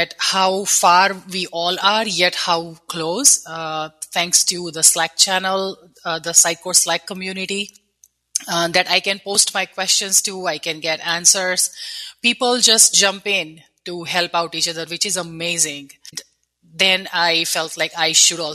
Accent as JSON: {"language": "English", "country": "India", "tie": "born or raised there", "moved": "as an adult", "lives_now": "United States", "said": "I grew up in India"}